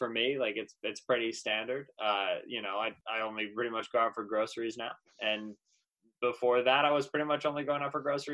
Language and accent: English; Eastern Pennsylvania, United States; moved away as an adult; now in Michigan, United States; So I grew up in Eastern Pennsylvania